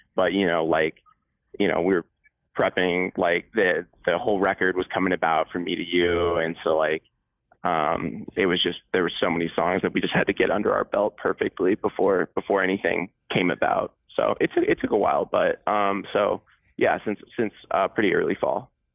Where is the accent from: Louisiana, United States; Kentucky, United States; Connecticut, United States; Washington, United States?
Connecticut, United States; I'm from Connecticut